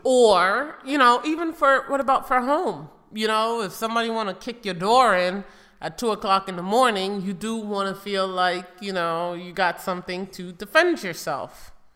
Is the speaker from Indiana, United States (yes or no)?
no; New York City, New York, United States; growing up in New York City with drive-by shootings